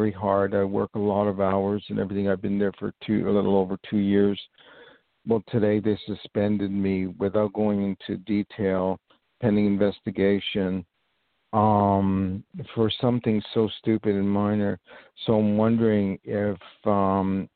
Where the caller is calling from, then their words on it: New York, United States; I'm calling from New York.